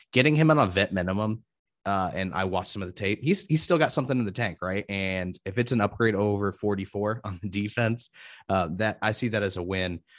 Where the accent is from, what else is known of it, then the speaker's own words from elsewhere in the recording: Indiana, United States; I'm from Indiana, so I hear about Notre Dame all the time.